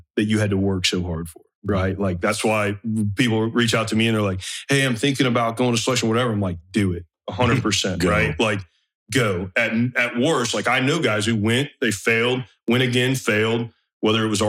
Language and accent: English; northeast of Atlanta, between Atlanta and Athens, Georgia, United States; moved away as an adult; I was just some kid from Georgia